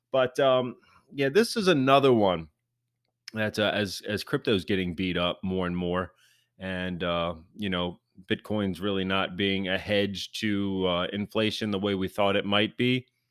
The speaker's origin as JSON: {"language": "English", "region": "Maryland", "country": "United States", "tie": "born or raised there", "said": "my home state of Maryland"}